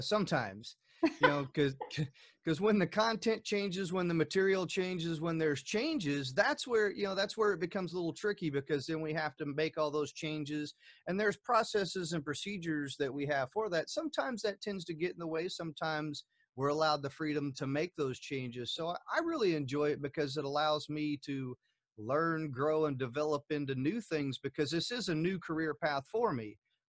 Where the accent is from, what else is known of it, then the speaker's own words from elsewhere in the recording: Germany; born there; I was born in Germany, and you know, and once again, traveling from Germany to the U.S.